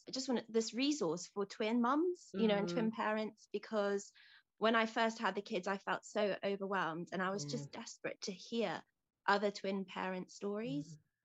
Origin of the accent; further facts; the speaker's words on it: Zambia; moved away; also born or lived in Johannesburg, South Africa; I was born and we grew up in Zambia in Africa.